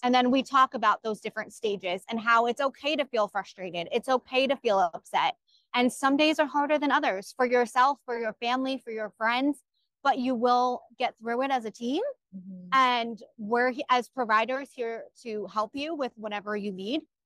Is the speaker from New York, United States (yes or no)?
yes; Orange County, New York, United States; I'm from Orange County, New York